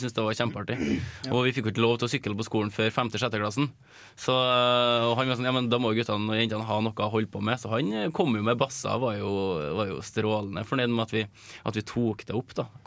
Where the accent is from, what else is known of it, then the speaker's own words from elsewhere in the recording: Møre og Romsdal, Norway; Jeg er oppvokst på Møre, så det var lite basse der, altså.